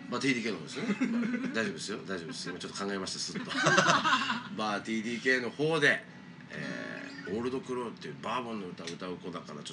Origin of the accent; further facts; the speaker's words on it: Kagoshima, Japan; born or raised there